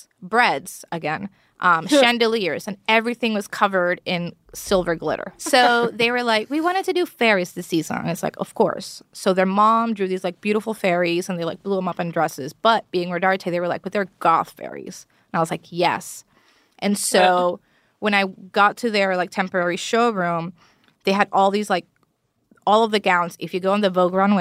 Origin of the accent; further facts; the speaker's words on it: Puerto Rico; first language Spanish; English is a second language; moved away; My first language is Spanish because I was born and raised in Puerto Rico.